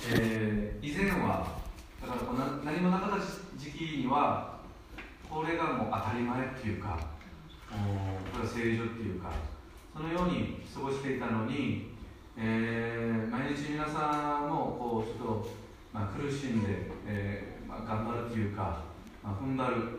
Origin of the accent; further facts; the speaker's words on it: South Korea; now in Japan; 自分の母国ではその韓国ではですね